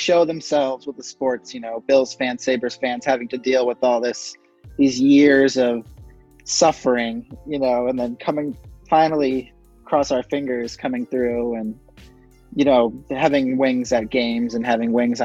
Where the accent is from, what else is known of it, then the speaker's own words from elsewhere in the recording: Syracuse, New York, United States; now in Buffalo, United States; I'm from Syracuse